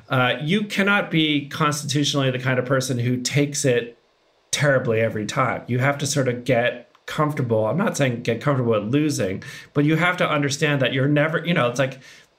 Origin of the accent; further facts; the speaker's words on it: Massachusetts, United States; moved away; I was long gone from Massachusetts. I don't recognize it whatsoever.